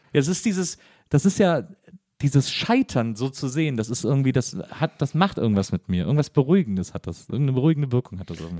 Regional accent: Wesseling, North Rhine-Westphalia, Germany; ich komme aber aus Wesseling, das liegt zwischen Köln und Bonn

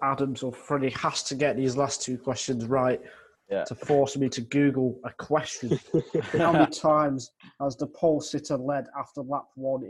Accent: the North, the north of England, United Kingdom; I am from the North, so I should like Rugby League, but I don't.

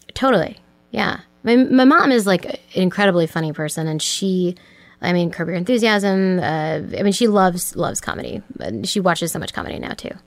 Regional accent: Cambridge, Massachusetts, United States; also born or lived in Weston, Massachusetts; I grew up in Cambridge, Massachusetts

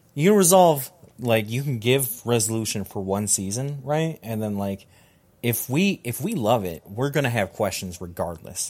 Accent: Georgia, United States; I was born in Georgia.

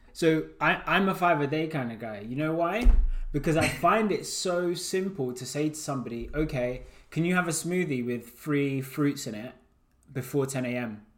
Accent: Uganda; I'm from Uganda

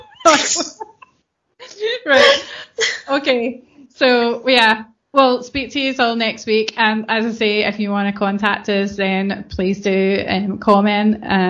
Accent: Scotland, United Kingdom

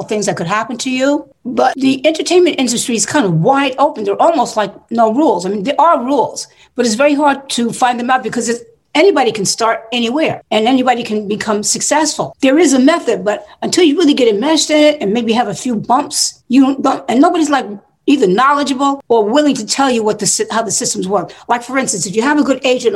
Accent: United States; also born or lived in New York / Newark, New Jersey; I was from New York and Newark, New Jersey.

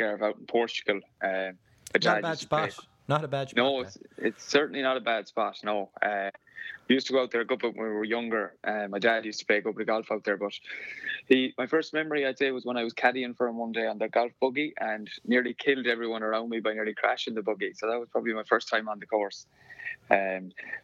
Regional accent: Castlebar, Connacht, Ireland; I'm from Castlebar, County Mayo

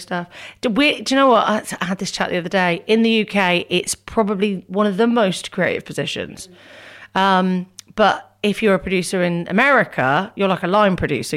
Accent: Northampton, East Midlands, United Kingdom; I was from Northampton

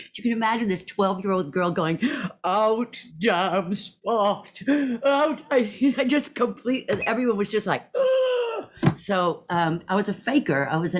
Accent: Texas, United States; born there; So I was born in Texas to a Scottish psychiatrist and a Southern Texas sort of socialite.

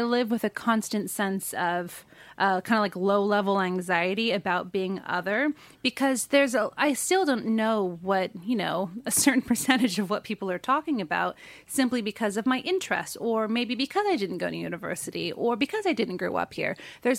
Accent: United States; moved away as an adult; now in United Kingdom; because of the way things were in the States when I grew up, I, you know, we were probably like the poor family in the nicest area sort of situation.

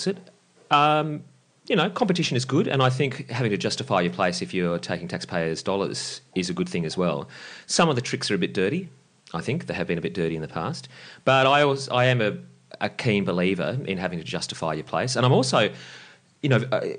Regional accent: Lismore, New South Wales, Australia; now in Sydney, Australia; I grew up in Lismore, and that's where I got into radio.

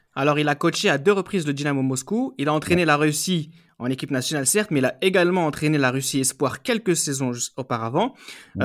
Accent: France; en tant que Français

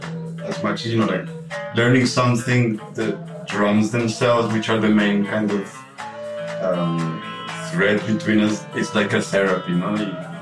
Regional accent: Colombia; English is a second language; I just met somebody in the entrance right now, and you tell them I'm from Colombia, and then they make this face

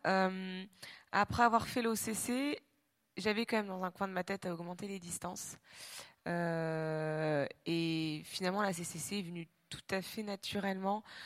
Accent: Normandy, France; moved away as an adult; also born or lived in Réunion; je suis normande, effectivement, et que finalement, euh, j'ai vécu 25 ans de ma vie en Normandie

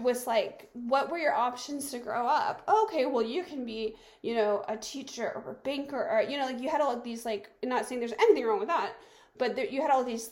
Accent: the American South, United States; moved away as an adult; I grew up in the American South

